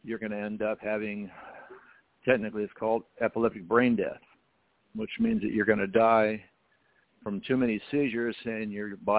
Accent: El Cajon, California, United States; also born or lived in San Diego, California; I was born in San Diego, California, and, of course, I grew up in San Diego area, mostly in El Cajon

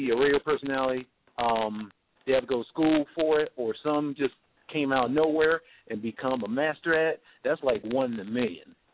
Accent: Columbia, South Carolina, United States; it's like I used to in my hometown, Columbia, South Carolina.

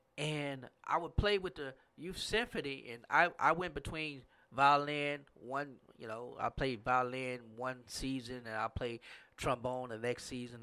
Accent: Grambling area, Louisiana, United States; in my hometown, it was Grambling State University

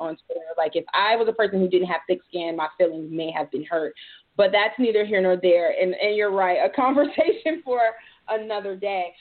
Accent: Detroit, Michigan, United States; I'm from Detroit, so I'm familiar um, with all former Detroiters

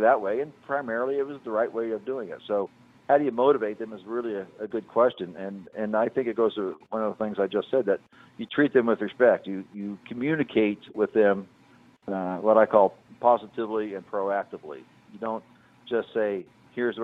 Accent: Indianapolis, Indiana, United States; We're from Indianapolis

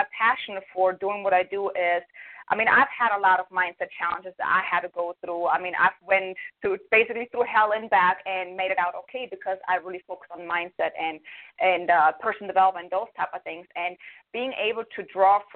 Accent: Germany; moved away as an adult; now in United States; I'm from Germany. I came to the States almost 12 years ago

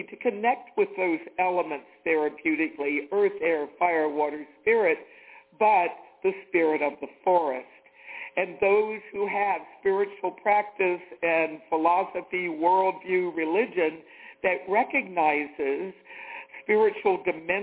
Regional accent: the South, United States; moved away; I'm from the South

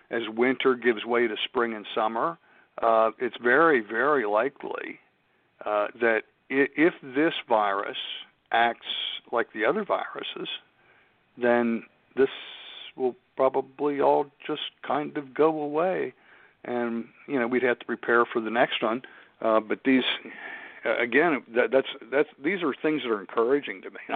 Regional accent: Pittsburgh, Pennsylvania, United States; That's that's my hometown, yeah.

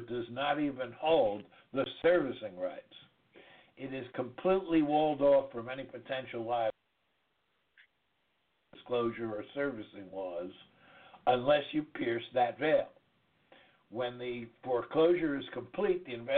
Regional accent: New York, United States; accent: New York; now in DeVal County, Florida, United States; my New York accent

